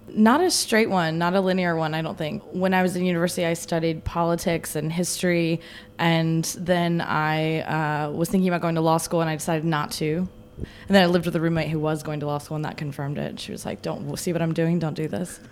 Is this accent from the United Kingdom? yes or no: no; the South, United States; I'm from the South